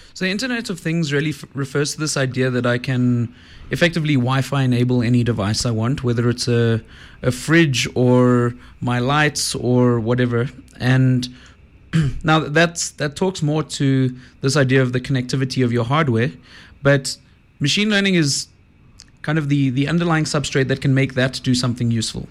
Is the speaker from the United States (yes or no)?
no; Johannesburg, Gauteng, South Africa; I grew up in Joburg